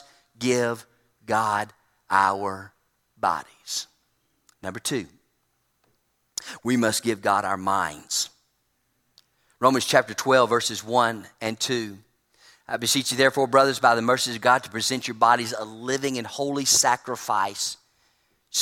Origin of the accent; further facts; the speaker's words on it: Trussville, Alabama, United States; Drove across town in Trustville and my hometown